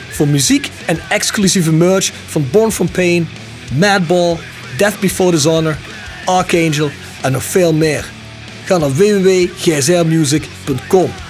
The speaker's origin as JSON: {"language": "Dutch", "town": "Apeldoorn", "region": "Gelderland", "country": "Netherlands", "moved": "yes", "lives_now": "Helmond, Netherlands", "said": "ik kom uit oh, Apeldoorn."}